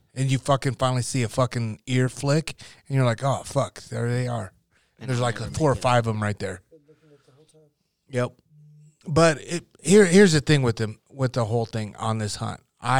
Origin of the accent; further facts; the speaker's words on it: Midwest, United States; moved away; I come from the Midwest.